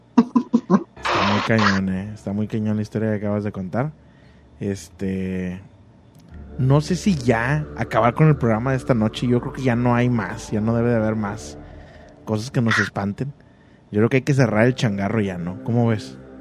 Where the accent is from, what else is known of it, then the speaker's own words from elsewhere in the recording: State of Mexico, Mexico; del Estado de México